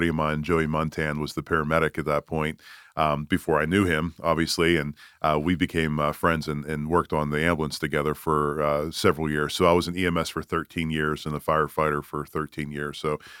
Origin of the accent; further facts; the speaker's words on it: Pittsburgh, Pennsylvania, United States; accent: Yinzer; moved away as an adult; now in Greenville, United States; I'm a Yinzer. I'm from Pittsburgh.